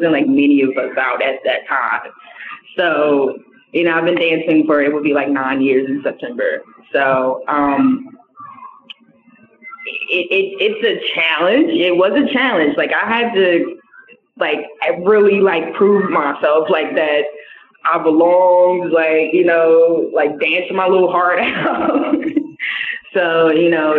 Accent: the South, United States; I'm from the South, so it is kind of different for me

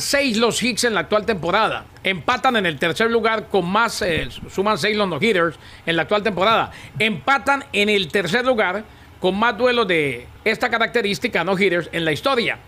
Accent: Colombia; yo soy más colombiano que ustedes dos juntos

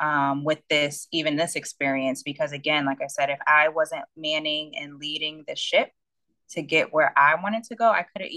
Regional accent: Connecticut, United States; also born or lived in New York / Washington State; from Connecticut, but I've lived in Washington State and I was born in New York

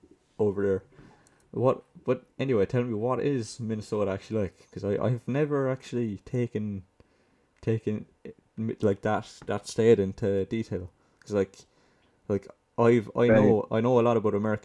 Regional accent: Limerick, Munster, Ireland; from where I'm from, Limerick now, that's like, it's like center, I'd like to say center, kind of south center of Ireland

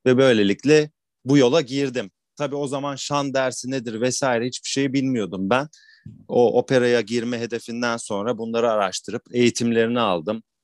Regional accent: Istanbul, Turkey; ben bin dokuz yüz seksen yedi İstanbul doğumluyum. Sürekli İstanbul'da yaşadım

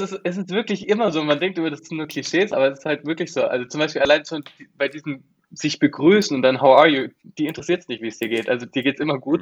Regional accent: Germany; moved away as an adult; now in United States; wir als Deutsche

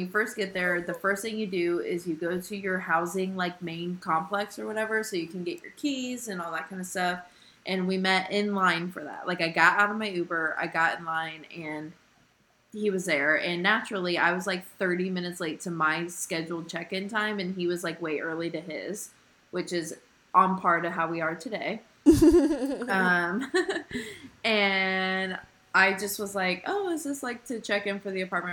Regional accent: Indiana, United States; I'm from Indiana

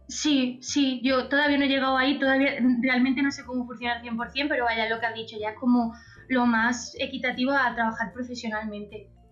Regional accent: Antequera, Andalusia, Spain; accent: Andalusian; also born or lived in Málaga; soy andaluza, andaluza. Soy antequerana y, he estudiado en Málaga muchos años

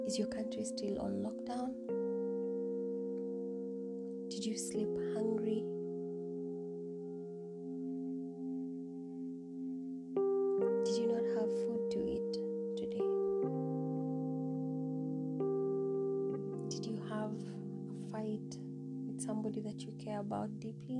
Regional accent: Samburu County, Kenya; my home county. I'm from Samburu County

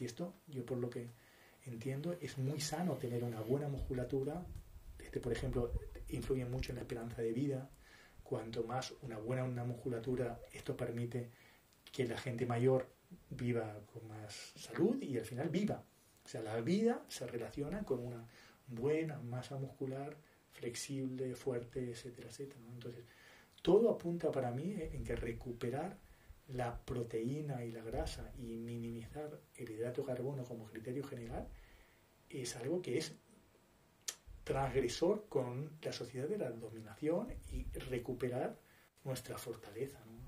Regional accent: Uruguay; Soy uruguayo

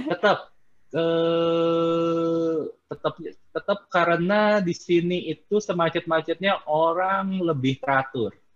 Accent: Indonesia; moved away as an adult; now in Philippines; saya dari Indonesia

